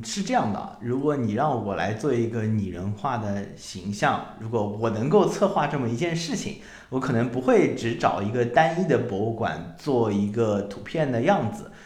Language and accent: Chinese; Shanghai, China; 我是上海人